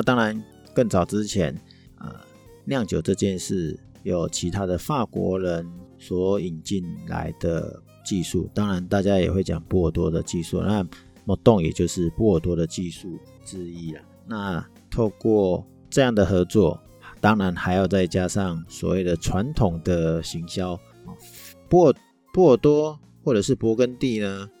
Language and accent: Chinese; Taiwan; 传统我们台湾人的习俗，初二回娘家